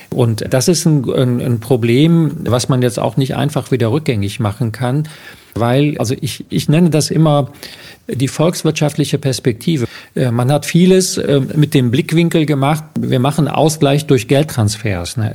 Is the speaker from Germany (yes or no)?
yes; Eifel, Germany; Kennt man also die Eifel, wo ich herkomme? Äh, wo es eben auch nicht besonders reich und reichhaltig ist.